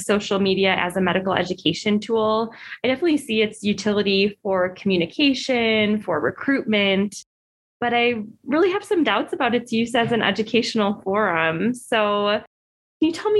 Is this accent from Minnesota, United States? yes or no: no; Buffalo, New York, United States; moved away as an adult; also born or lived in Connecticut; now in Utah, United States; I grew up in Buffalo, did my training in Connecticut